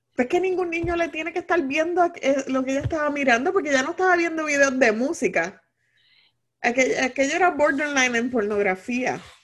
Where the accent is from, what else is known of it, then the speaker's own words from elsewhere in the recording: Puerto Rico; como todo boricua